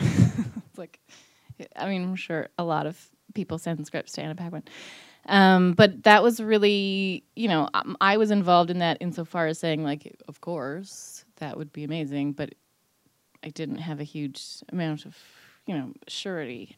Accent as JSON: {"language": "English", "region": "Newfoundland and Labrador", "country": "Canada", "said": "I'm, I'm a Newfoundlander"}